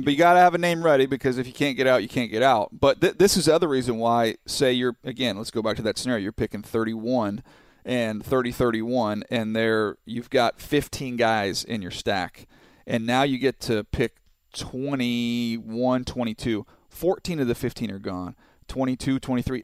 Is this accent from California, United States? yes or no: yes; San Diego, California, United States; I grew up down in San Diego, so I know the area well